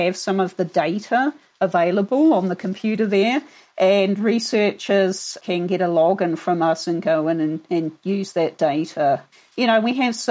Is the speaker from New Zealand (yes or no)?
yes; New Zealand; moved away as an adult; also born or lived in Florida / Kentucky / London / Queensland; now in Denver, United States; I'm actually from New Zealand originally.